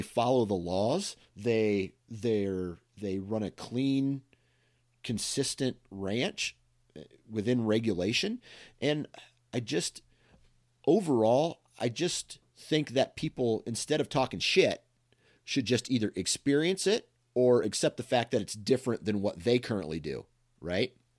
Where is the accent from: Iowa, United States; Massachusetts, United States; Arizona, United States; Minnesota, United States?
Iowa, United States; I was born and raised in Iowa